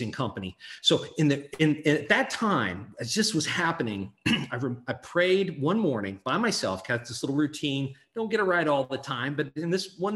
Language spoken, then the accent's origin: English; Hannibal, Missouri, United States; I'm a kid from Hannibal, Missouri